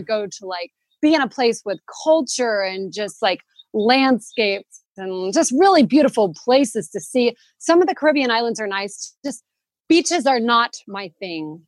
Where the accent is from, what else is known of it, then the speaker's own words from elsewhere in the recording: Arkansas, United States; moved away as an adult; now in Spain; I'm originally from Arkansas in the United States